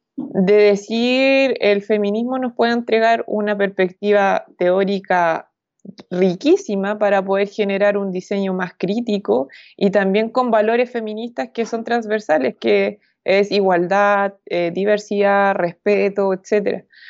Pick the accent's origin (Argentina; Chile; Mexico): Chile; soy de Chile